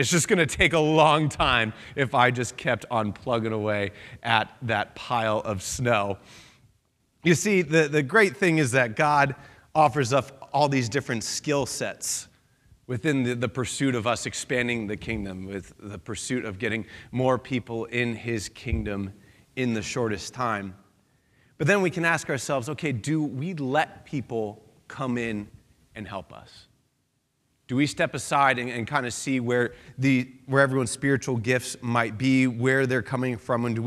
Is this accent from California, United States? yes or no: no; outside of Philadelphia, Pennsylvania, United States; now in New England, United States; I grew up outside of Philadelphia, Pennsylvania